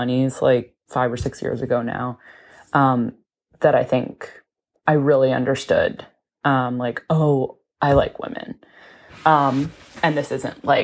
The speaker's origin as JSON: {"language": "English", "region": "Connecticut", "country": "United States", "moved": "as an adult", "lives_now": "Brooklyn, United States", "said": "I'm from Connecticut. I live in Brooklyn, New York"}